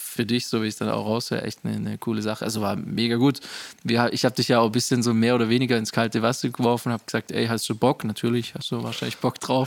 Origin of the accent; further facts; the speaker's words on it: Rottweil, Baden-Württemberg, Germany; ich bin hier in Rottweil aufgewachsen, groß geworden.